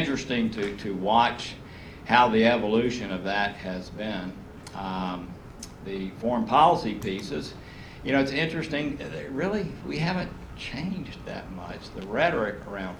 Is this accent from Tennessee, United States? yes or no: yes; Chattanooga, Tennessee, United States; my hometown is Chattanooga